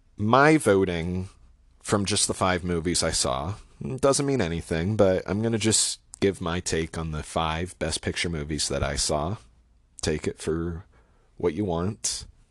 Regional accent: Portland, Oregon, United States; also born or lived in Washington State / Bay Area, California; I'm from the Portland area

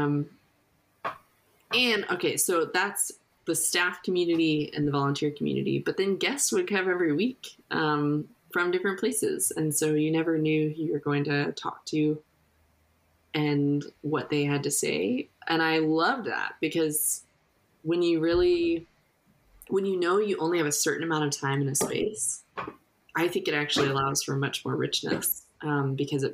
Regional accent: United States; me as an American

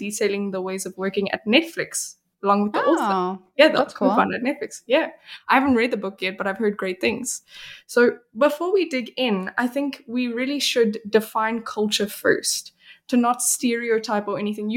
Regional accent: South Africa; also born or lived in Belgium; now in Sweden; I'm from South Africa, where it is as you like the one that you experienced, but I'm also Belgian

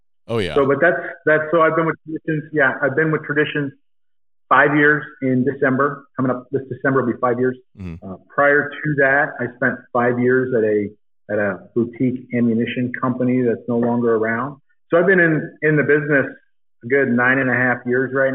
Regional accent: Eastern Pennsylvania, United States; moved away as an adult; now in Arizona, United States; I grew up in Eastern Pennsylvania

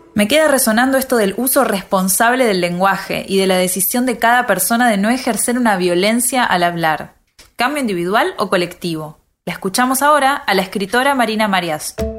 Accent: Río de la Plata, Argentina; accent: Rioplatense; en Argentina, o mejor dicho, en la región rioplatense hablamos así como me estás oyendo

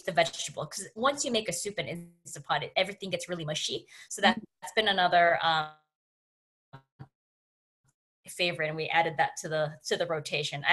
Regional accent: Canada; me being Canadian

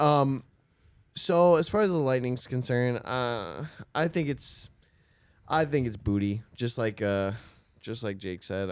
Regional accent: Florida, United States; we are from Florida

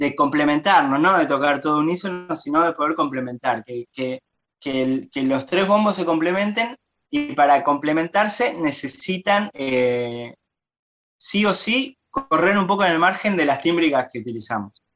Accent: Buenos Aires, Argentina; soy porteño, re porteño

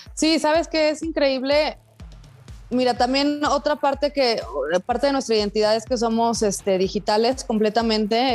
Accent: Ciudad Victoria, Tamaulipas, Mexico; moved away as an adult; also born or lived in Puebla / Paris / New York; mi hermano y yo somos de Ciudad Victoria, Tamaulipas.

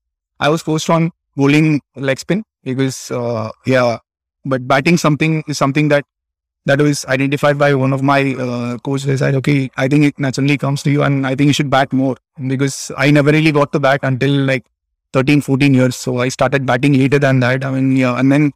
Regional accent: Chennai, Tamil Nadu, India; moved away as an adult; now in Japan; I was born and brought up in Chennai.

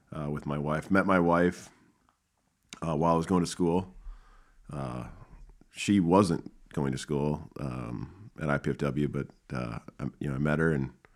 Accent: Minnesota, United States; I'm from Minnesota

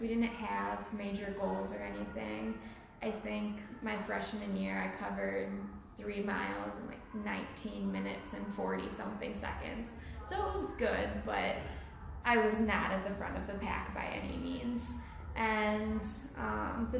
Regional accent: Crystal Lake, Illinois, United States; moved away as an adult; also born or lived in Iowa City, Iowa; now in Madison, United States; I went to high school in Crystal Lake, Illinois. That's where I've lived my entire life up until I moved for college.

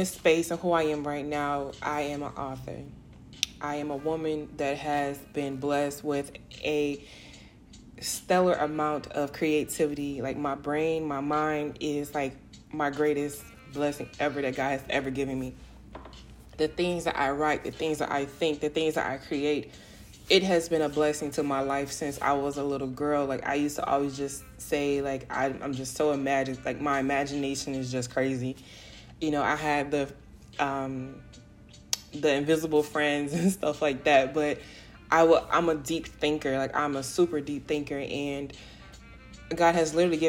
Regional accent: South Florida, United States; moved away as an adult; now in Houston, United States; I grew up and raised in South Florida. I am a Florida girl, heart and heart, through and through.

